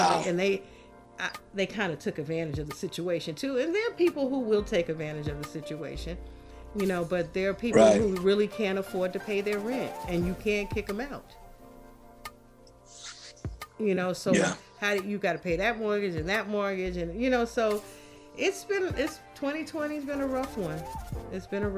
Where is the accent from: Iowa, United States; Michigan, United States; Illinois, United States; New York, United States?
New York, United States; I'm a New Yorker.